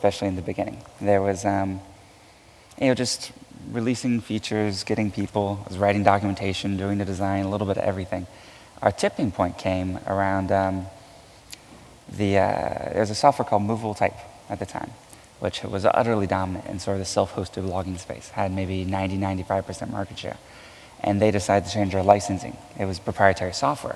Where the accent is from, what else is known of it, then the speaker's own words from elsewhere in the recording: Houston, Texas, United States; I was born and raised in Houston, Texas